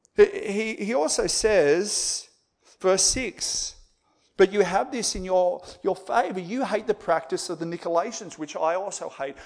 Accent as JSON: {"language": "English", "country": "Australia", "said": "as Aussie evangelicals"}